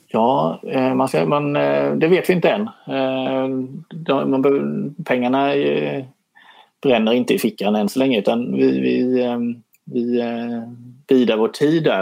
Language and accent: Swedish; Småland, Sweden; som smålänning